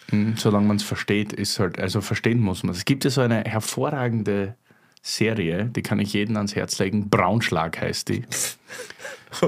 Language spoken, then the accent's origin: German; Styria, Austria; accent: Styrian; moved away; aus meiner Heimat, aus der Steiermark